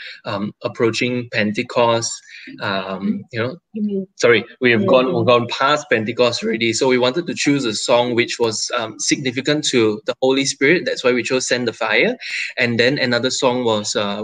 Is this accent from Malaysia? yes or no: yes; Penang, Malaysia; moved away as an adult; now in Kuala Lumpur, Malaysia; … and myself, we are both from Penang. We have been in Kuala Lumpur for about 3 years working and studying